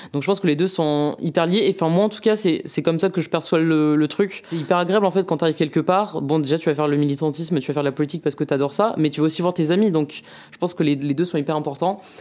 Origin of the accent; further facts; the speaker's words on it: Mont-de-Marsan, Nouvelle-Aquitaine, France; moved away; je viens de Mont-de-Marsan